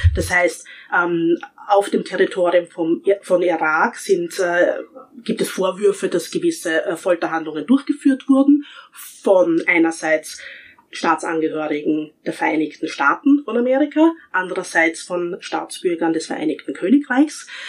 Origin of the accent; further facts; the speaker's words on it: Austria; ich als Österreicher